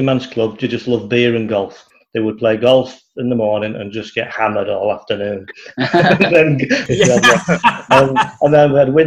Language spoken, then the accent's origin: English; Manchester, North West England, United Kingdom; also born or lived in Altrincham / Chorley, Lancashire; now in Warrington, United Kingdom; I'm originally from Manchester. That's where I grew up, kind of Worsley